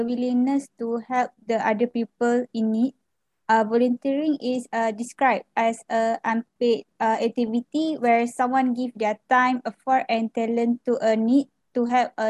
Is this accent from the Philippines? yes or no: no; Malaysia; I am from Malaysia